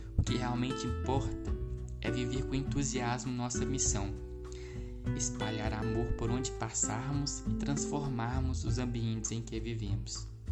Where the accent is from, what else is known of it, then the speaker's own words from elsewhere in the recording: Itaguara, Minas Gerais, Brazil; sou da cidade de Taguara, paróquia Nossa Senhora das Dores